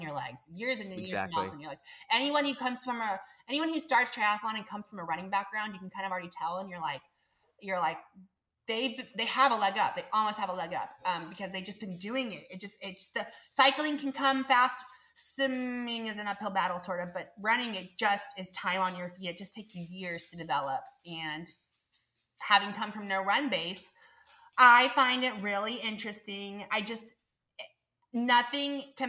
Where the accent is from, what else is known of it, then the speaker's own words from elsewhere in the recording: Tulsa, Oklahoma, United States; my hometown, Ironman Tulsa